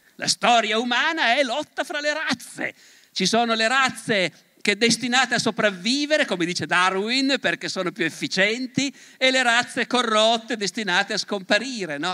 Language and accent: Italian; Turin, Piedmont, Italy; Io sono profondamente torinese, profondamente piemontese e profondamente italiano